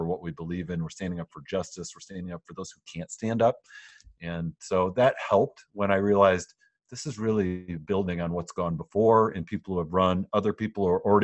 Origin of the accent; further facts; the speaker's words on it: West Michigan, United States; I grew up here in West Michigan as a conservative Christian